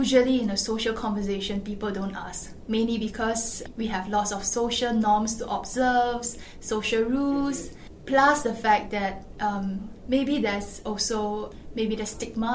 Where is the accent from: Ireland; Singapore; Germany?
Singapore; as a Singaporean